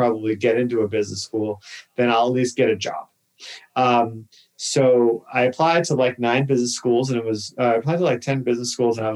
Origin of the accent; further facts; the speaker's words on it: Boston, Massachusetts, United States; moved away; I grew up in Massachusetts. I'm from Boston, Massachusetts